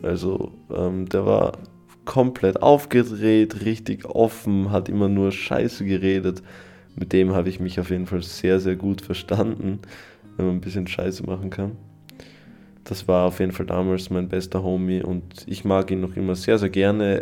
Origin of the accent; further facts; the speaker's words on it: Styria, Austria; also born or lived in Carinthia; ich als Steirer